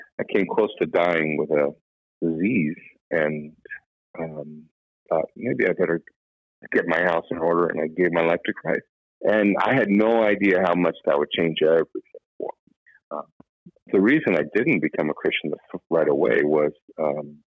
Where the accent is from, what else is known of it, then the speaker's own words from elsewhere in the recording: Los Angeles, California, United States; I grew up in Southern California, Los Angeles